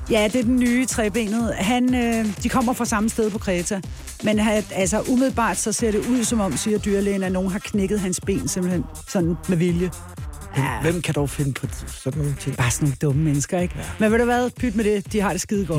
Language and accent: Danish; Copenhagen, Capital Region of Denmark, Denmark; also born or lived in Albertslund; jeg er fra Amager